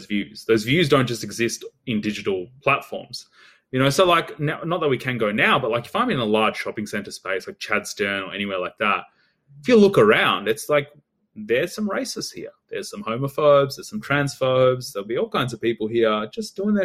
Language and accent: English; Australia; growing up in Australia, although I come from like a migrant background